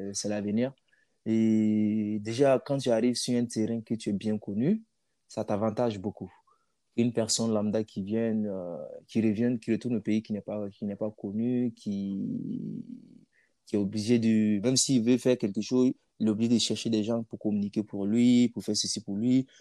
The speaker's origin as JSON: {"language": "French", "country": "Burkina Faso", "moved": "yes", "said": "mon pays d'origine"}